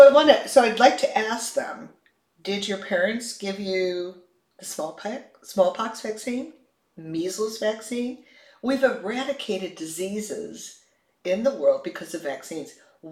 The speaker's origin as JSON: {"language": "English", "town": "Chicago", "region": "Illinois", "country": "United States", "tie": "born or raised there", "moved": "yes", "said": "I grew up in Chicago and snow was always there in the wintertime."}